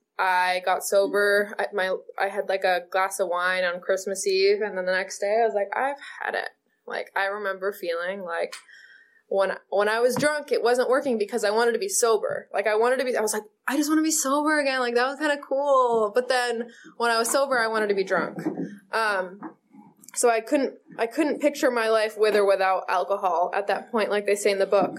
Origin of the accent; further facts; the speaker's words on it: Maine, United States; moved away as an adult; now in California, United States; I got to move to California. I'm from Maine